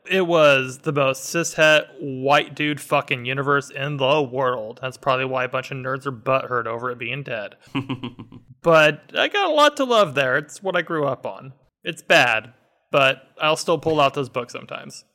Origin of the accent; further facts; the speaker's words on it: Phoenix, Arizona, United States; also born or lived in Hamilton, Ohio; I'm a desert rat, grew up in Phoenix, lived here my entire life, probably will never go anywhere else.